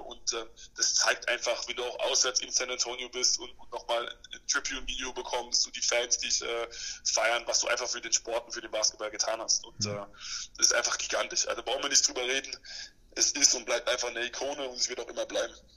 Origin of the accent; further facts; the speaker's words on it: Germany; als Deutscher